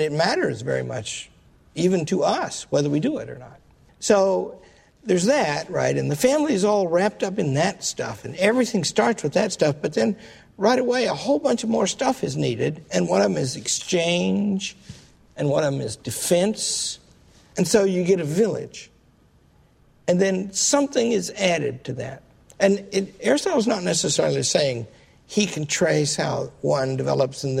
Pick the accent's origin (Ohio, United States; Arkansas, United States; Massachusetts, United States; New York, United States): Arkansas, United States; I come from Arkansas